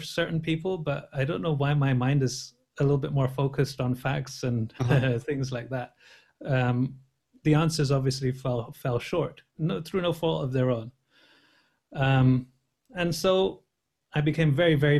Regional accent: London, United Kingdom; I was born in London, and the community that I belong to are from the West Indies

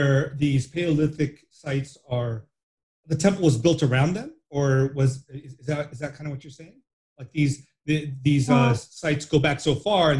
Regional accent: United States; also born or lived in Chennai, India; mom was born in somewhere close to Tirunelveli. And I was born in Madras, but I lived all my life in the US in pretty much an urban or suburban environment.

